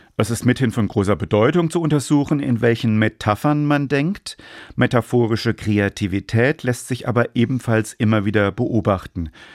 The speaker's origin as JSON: {"language": "German", "country": "Germany", "said": "als Deutscher"}